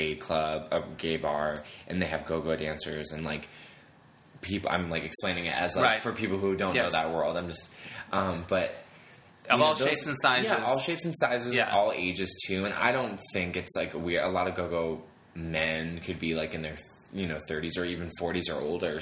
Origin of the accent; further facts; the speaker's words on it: Massachusetts, United States; moved away as an adult; now in Los Angeles, United States; I'm from Massachusetts